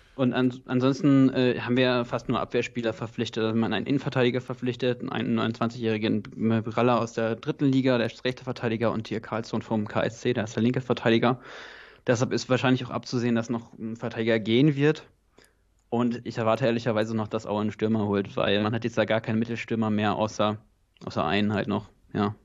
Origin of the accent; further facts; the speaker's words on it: North Rhine-Westphalia, Germany; now in Potsdam, Germany; ich komme ursprünglich sogar aus NRW